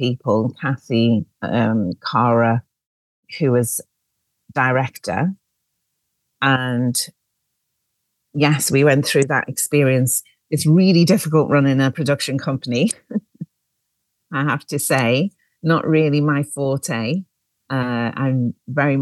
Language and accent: English; Liverpool, North West England, United Kingdom; now in London, United Kingdom; I'm originally from Liverpool, as you might be able to hear from my accent.